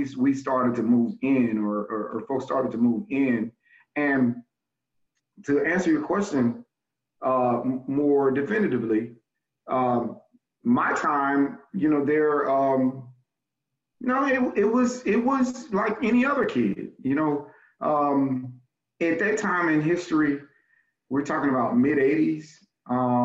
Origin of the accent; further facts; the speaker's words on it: Memphis, Tennessee, United States; also born or lived in Los Angeles, California; I'm from Fraser. Fraser, and folks would generally say Fraser / North Memphis